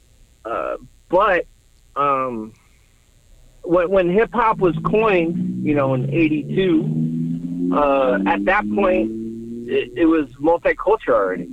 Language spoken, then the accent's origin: English; Spring Valley, California, United States; growing up in Spring Valley and like, you know, parts of San Diego